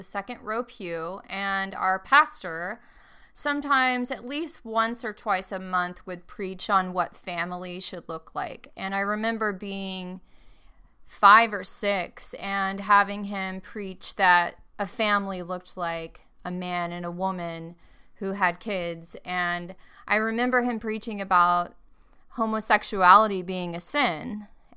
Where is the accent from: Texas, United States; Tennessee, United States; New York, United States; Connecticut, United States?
Texas, United States; Longview; moved away; I grew up in Longview, Texas, which is Northeast Texas, in what they call the Bible Belt